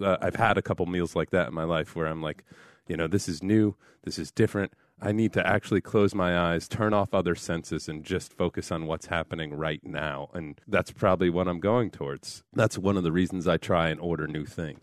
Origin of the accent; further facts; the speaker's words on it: New Haven, Connecticut, United States; I come from New Haven area and we have a pizza and it's known as one of the best pizzas in the world and I identify as a person from the New Haven area